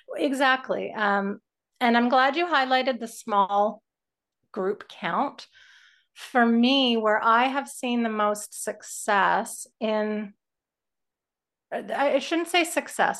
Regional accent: Canada; as a Canadian

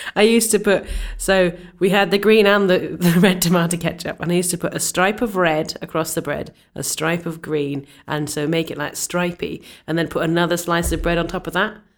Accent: Scotland, United Kingdom; I'm Scottish

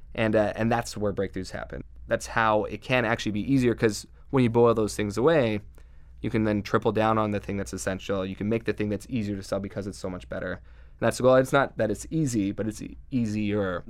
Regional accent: Southeast Idaho, United States; I grew up in Southeast Idaho where there was not a whole lot of internet

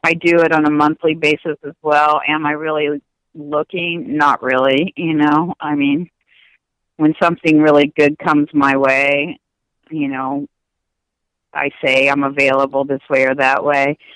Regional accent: Indiana, United States; now in California, United States; I grew up in Indiana and moved to California

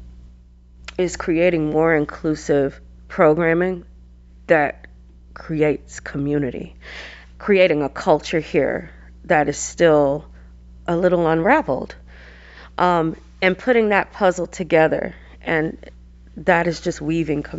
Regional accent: Atlanta, Georgia, United States; moved away as an adult; also born or lived in Seattle; now in Arizona, United States; I hail from Atlanta, Georgia, born and raised

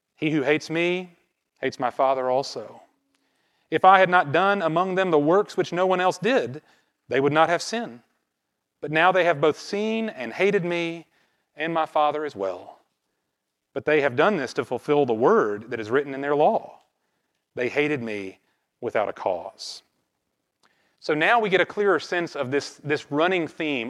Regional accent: American South, United States; growing up in the American South

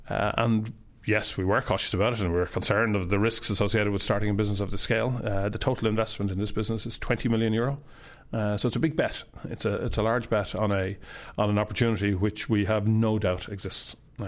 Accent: Dublin, Leinster, Ireland; I grew up in Cabra on the north side of Dublin. My parents had a newsagent shop, and we lived in the rooms above the newsagent shop.

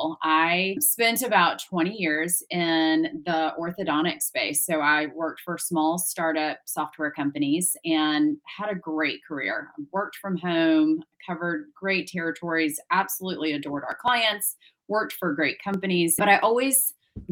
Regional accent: St. Louis, Missouri, United States; I grew up in St. Louis, so pretty landlocked in the Midwest

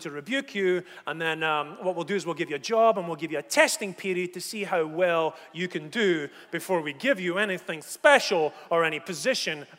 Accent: Scotland, United Kingdom; I come from Scotland

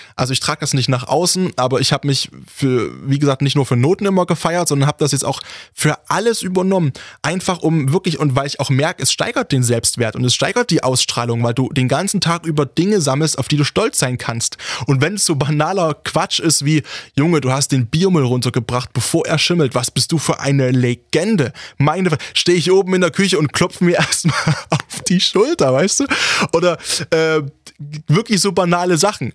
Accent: Saxony, Germany; hier bei uns in Sachsen

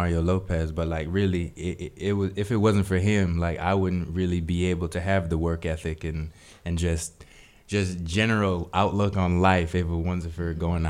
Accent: Jamaica; now in United States; I wasn't born in America. Really, I was born in Jamaica

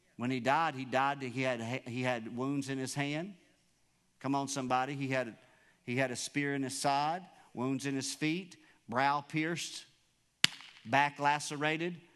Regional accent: United States; You and I, as American citizens

